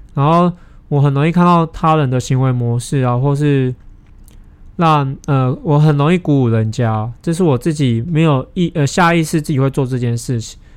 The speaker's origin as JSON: {"language": "Chinese", "country": "Taiwan", "said": "可能我是台湾人"}